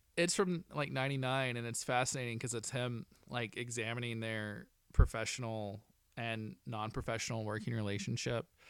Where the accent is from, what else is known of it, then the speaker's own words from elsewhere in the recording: Arkansas, United States; growing up in Arkansas, I worked with the Little Rock Film Festival for ten years